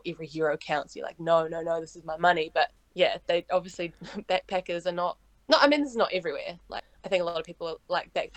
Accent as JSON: {"language": "English", "country": "New Zealand", "accent": "Kiwi", "said": "I'm from New Zealand"}